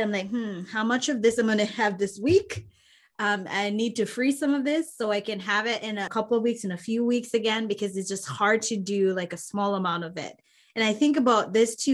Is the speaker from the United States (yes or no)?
no; Jamaica; I'm Jamaican